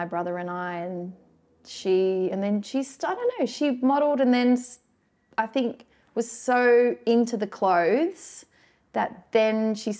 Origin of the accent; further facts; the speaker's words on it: Melbourne, Victoria, Australia; moved away as an adult; I grew up in Melbourne.